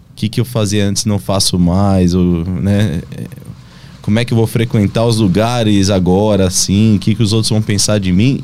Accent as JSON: {"language": "Portuguese", "country": "Brazil", "tie": "born or raised there", "moved": "as an adult", "said": "eu poder voltar para o meu país, até mesmo para a região assim onde eu cresci"}